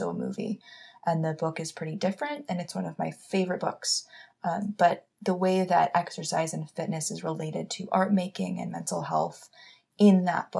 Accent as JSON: {"language": "English", "town": "Los Angeles", "region": "California", "country": "United States", "tie": "born or raised there", "said": "growing up in Hollywood"}